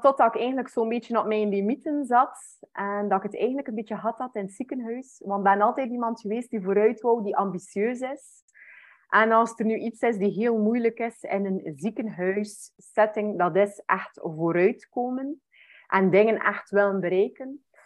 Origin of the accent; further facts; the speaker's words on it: West Flanders, Belgium; Ik ben afkomstig van West-Vlaanderen. Mensen gaan dat waarschijnlijk ook wel een beetje horen